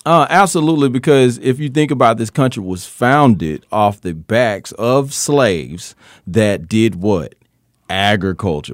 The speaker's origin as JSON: {"language": "English", "town": "Tuscaloosa", "region": "Alabama", "country": "United States", "said": "I'm from Tuscaloosa, Alabama, but I, we have farms here"}